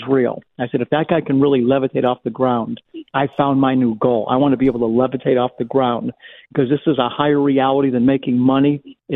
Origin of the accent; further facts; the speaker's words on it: Beachwood, Ohio, United States; also born or lived in Cleveland, Ohio / Pepper Pike, Ohio; I was born in Cleveland, Ohio in 1958 and grew up in a very, very Jewish community. It was actually called Beechwood, Ohio. It's a suburb of Cleveland